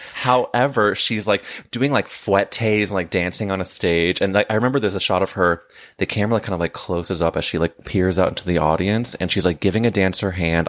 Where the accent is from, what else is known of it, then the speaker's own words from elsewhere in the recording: St. Louis, Missouri, United States; I'm from, I'm from Saint Louis